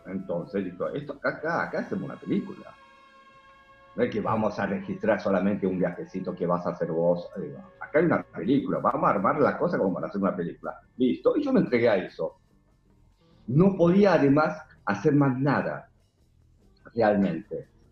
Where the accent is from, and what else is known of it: South Korea; born or raised there; now in Argentina